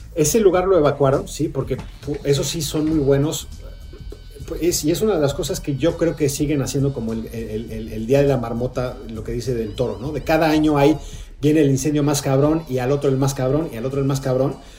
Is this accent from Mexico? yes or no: yes; Mexico; moved away as an adult; now in Los Angeles, United States; como mexicano